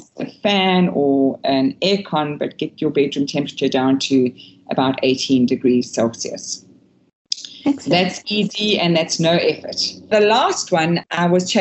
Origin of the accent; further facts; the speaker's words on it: Durban, KwaZulu-Natal, South Africa; I was brought up in KwaZulu-Natal, Durban, where it's really, really warm.